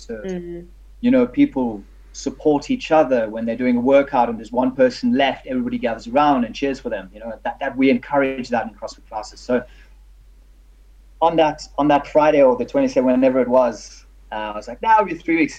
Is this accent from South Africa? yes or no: yes; South Africa; now in United Kingdom; I'm South African